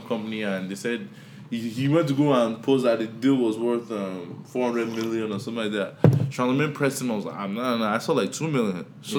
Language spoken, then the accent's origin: English; Nigeria; now in United States; I'm from Nigeria